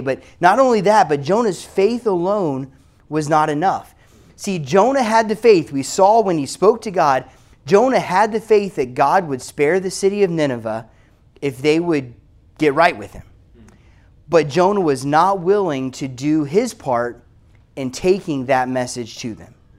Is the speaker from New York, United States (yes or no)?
no; South Carolina, United States; i am from South Carolina